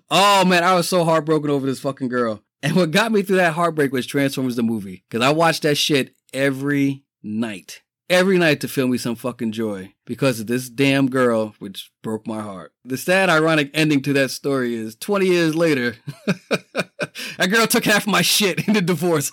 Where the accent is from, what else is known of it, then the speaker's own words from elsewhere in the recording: New York City, New York, United States; I grew up poor in the Bronx